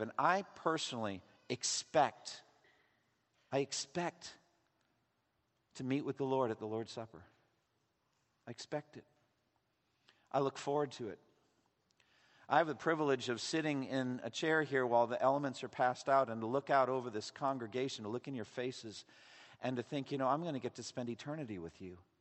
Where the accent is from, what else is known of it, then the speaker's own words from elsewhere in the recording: Eastern Massachusetts, United States; I was raised Roman Catholic in Eastern Massachusetts